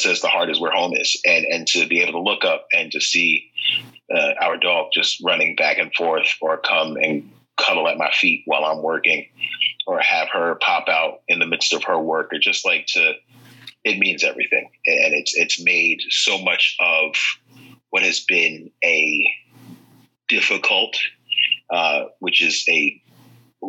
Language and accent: English; New York City, New York, United States; I grew up in Far Rockaway, very Irish Catholic.